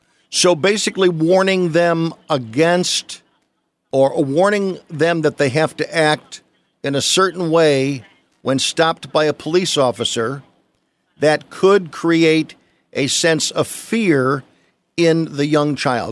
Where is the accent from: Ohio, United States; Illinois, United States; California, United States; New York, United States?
Illinois, United States; Chicago; Now, I was a young white kid, 7, 8 years old, growing up in Chicago.